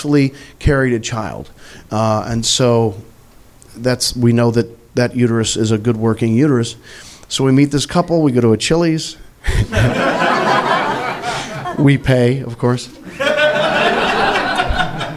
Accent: Missouri, United States; I'm from Missouri

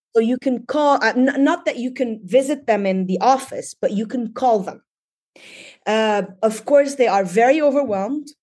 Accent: Tripoli, North Governorate, Lebanon; moved away as an adult; also born or lived in Dubai, United Arab Emirates; now in Bay Area, United States; I actually was born in, in Lebanon, in Tripoli. I, uh, studied there. I got my B A and M A in English literature from A U B in Beirut. So basically born and raised in Lebanon

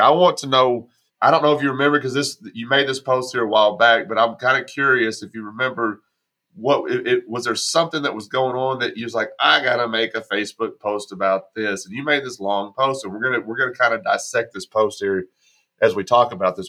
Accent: Texas, United States; also born or lived in Arkansas; now in Tennessee, United States; I live in Tennessee right now. I grew up in Texas. I spent 25 years in Arkansas before I moved to Tennessee.

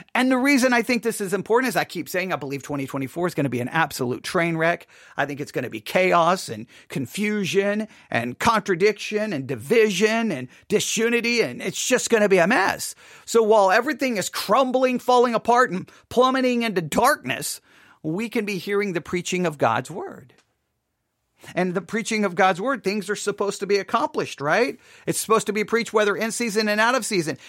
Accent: Buffalo Gap, Texas, United States; also born or lived in Abilene, Texas; we moved from Abilene, Texas to Buffalo Gap, Texas. And I loved growing up in Buffalo Gap, Texas.

